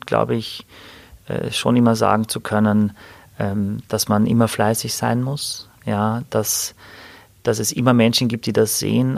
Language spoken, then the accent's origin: German; Wörthersee, Carinthia, Austria; now in Hamburg, Germany; irgendwo am Wörthersee, da wo ich herkomme, wo ich geboren bin